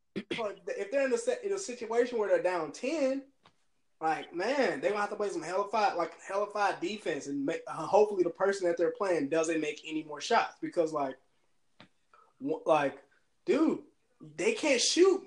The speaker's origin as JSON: {"language": "English", "country": "United States", "said": "as an American"}